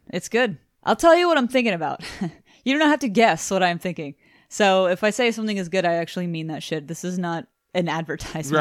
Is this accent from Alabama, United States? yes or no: no; Houston, Texas, United States; we are from Houston, fucking Texas